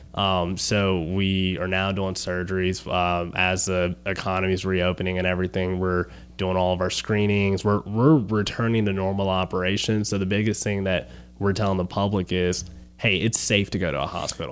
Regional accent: Baton Rouge, Louisiana, United States; I'm from Baton Rouge originally

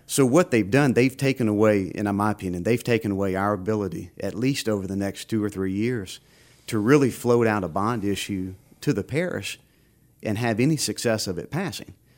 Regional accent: Baton Rouge, Louisiana, United States; I was born and raised in Baton Rouge

